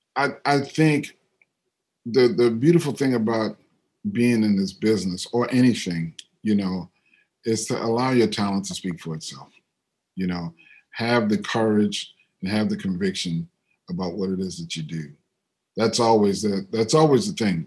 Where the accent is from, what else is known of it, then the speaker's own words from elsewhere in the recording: New Orleans, Louisiana, United States; moved away; also born or lived in Brooklyn, New York; I'm from New Orleans, but I lived in Brooklyn for a long time